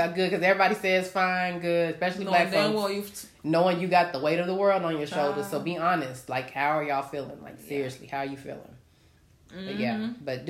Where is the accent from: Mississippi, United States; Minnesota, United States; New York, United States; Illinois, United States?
New York, United States; moved away; I'm a New Yorker.